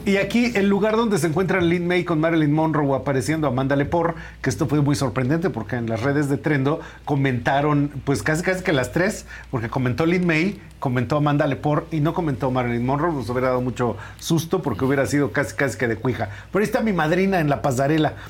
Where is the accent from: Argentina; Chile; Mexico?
Mexico; somos mexicanos